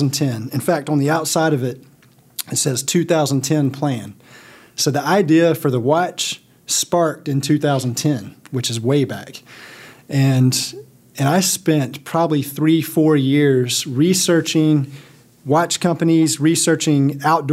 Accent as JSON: {"language": "English", "region": "South Carolina", "country": "United States", "said": "I'm from South Carolina, and we live in Columbia now."}